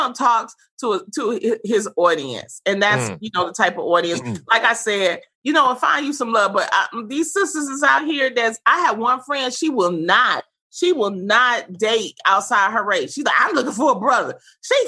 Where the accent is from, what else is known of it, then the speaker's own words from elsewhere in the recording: Detroit, Michigan, United States; I grew up in the Brewster Projects during the 80s, during the crack era